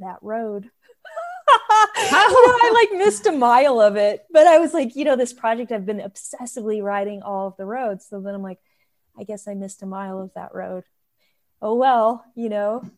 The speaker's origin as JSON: {"language": "English", "region": "Alaska", "country": "United States", "moved": "yes", "said": "I'm from Alaska"}